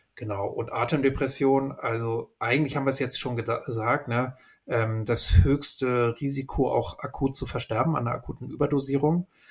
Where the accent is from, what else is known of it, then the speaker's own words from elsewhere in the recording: Hamburg, Germany; ich bin ja in Hamburg groß geworden